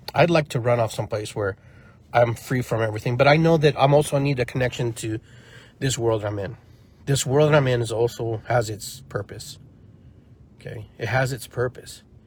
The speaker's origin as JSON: {"language": "English", "country": "Peru", "tie": "born or raised there", "moved": "yes", "lives_now": "United States", "said": "I grew up poor, you know, and I grew up in in Peru, you know, for a part of my life, and then came here and had to acclimate"}